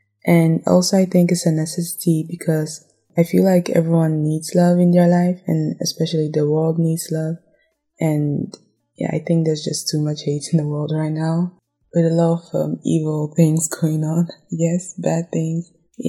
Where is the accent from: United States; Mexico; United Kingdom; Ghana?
Ghana; Well, growing up in Ghana, I think I saw love as something nice.